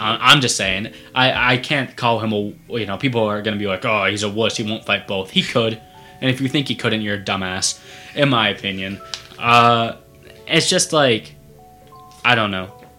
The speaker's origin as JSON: {"language": "English", "region": "Northeast", "country": "United States", "said": "I'm a teenager from the Northeast."}